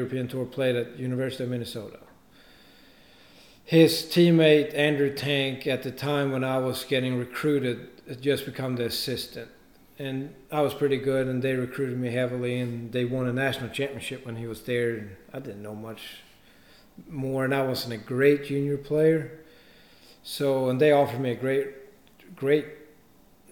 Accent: Stockholm, Stockholm County, Sweden; moved away as an adult; also born or lived in Augusta, Georgia; I'm from Stockholm

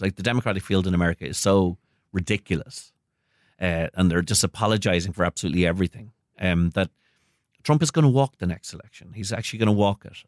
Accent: Ireland; also born or lived in United States; I'm an American citizen myself, um, though I grew up in Ireland.

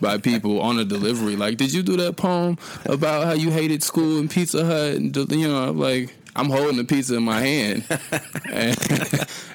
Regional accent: Muncie, Indiana, United States; moved away as an adult; now in Indianapolis, United States; born and raised in Muncie, Indiana. I live in Indianapolis now

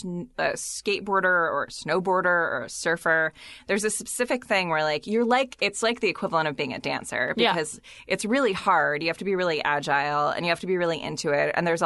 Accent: San Diego, California, United States; Because I grew up in Southern California, mostly in middle school and high school

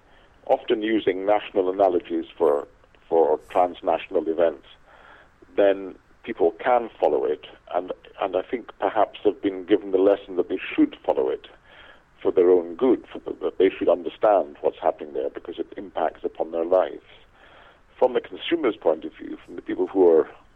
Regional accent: Scotland, United Kingdom; where I was born in Scotland

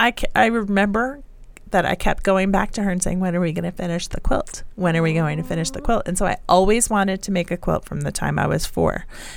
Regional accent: New Jersey, United States; moved away as an adult; also born or lived in Boston / Chicago; now in Colorado, United States; So I grew up in New Jersey.

